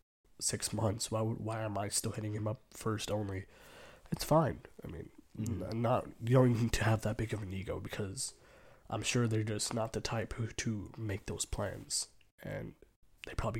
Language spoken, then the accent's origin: English; United States; growing up most of the time in this country